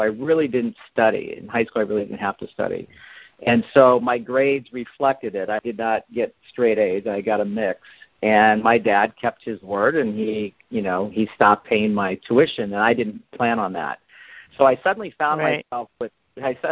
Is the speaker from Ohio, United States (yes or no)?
no; Iowa, United States; now in Los Angeles, United States; I was raised in Iowa in a very strict upbringing